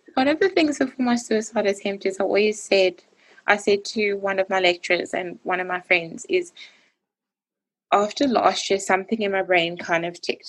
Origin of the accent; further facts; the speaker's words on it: Johannesburg, Gauteng, South Africa; moved away as an adult; now in Bloemfontein, South Africa; I'm from Johannesburg, but study in a town called Bloemfontein.